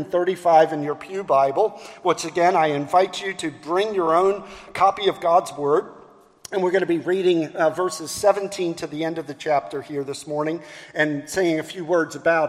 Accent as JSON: {"language": "English", "town": "Baltimore", "region": "Maryland", "country": "United States", "tie": "born or raised there", "moved": "yes", "lives_now": "Charleston, United States", "said": "I'm from Baltimore. And so I was born and raised in Baltimore, which makes me a Baltimorean"}